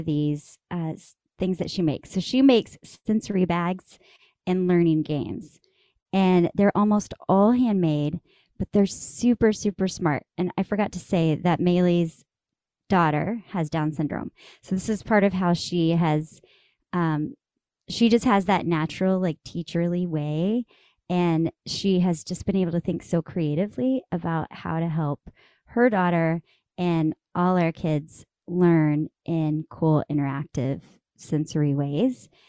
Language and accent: English; Amarillo, Texas, United States; moved away; my hometown in Amarillo, Texas